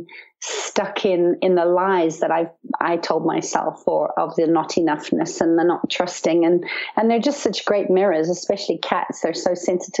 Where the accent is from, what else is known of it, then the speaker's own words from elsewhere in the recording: Zimbabwe; When I was young, I grew up in Zimbabwe on a farm in the bush